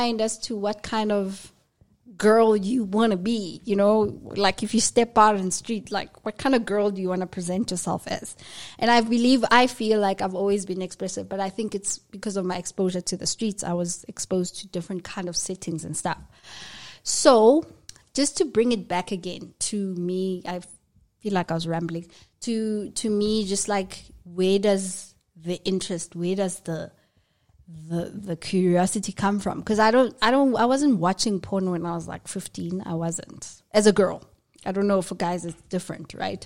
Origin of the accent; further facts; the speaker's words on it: Soweto, Gauteng, South Africa; I grew up in Soweto